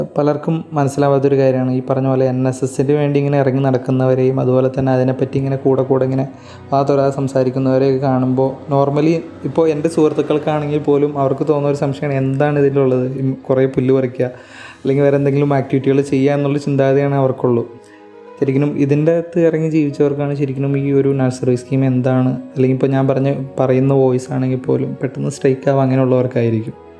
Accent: Kerala, India; നമ്മൾ കേരളത്തിൽ നിന്നുള്ള ടീം

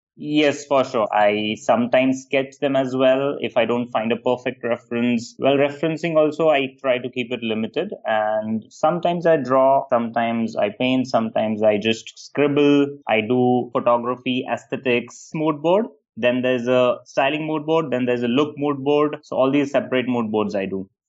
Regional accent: India; also born or lived in London; I come from India, from a very small town and small family.

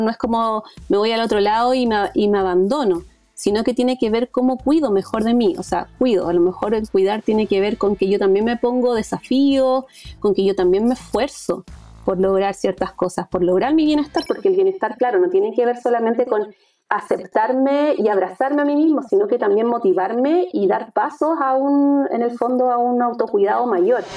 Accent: Chile; yo soy psicóloga de Chile

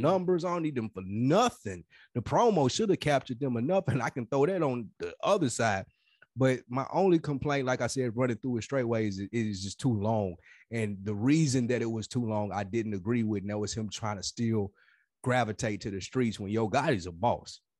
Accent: Nashville, Tennessee, United States; moved away as an adult; now in Atlanta, United States; we're from Nashville.

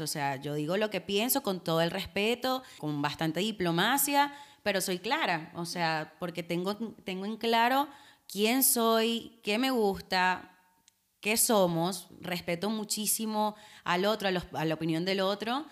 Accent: Venezuela; now in Argentina; como venezolanos, o sea, sabes que nosotros crecimos con el Miss Venezuela

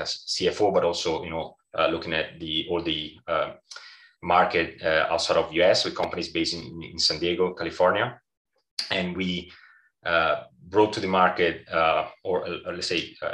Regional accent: Italy; as an Italian

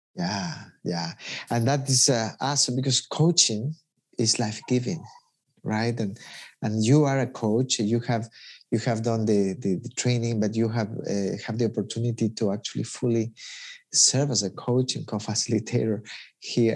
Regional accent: Ecuador; I'm from Ecuador

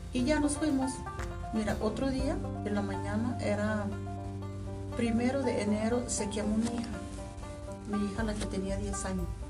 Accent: Nayarit, Mexico; moved away as an adult; now in Durango, Mexico; Por eso yo abandoné mi tierra.

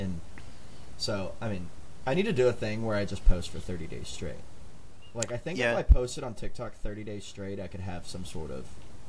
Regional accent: Texas, United States; as a Texan, I have to say beans don't

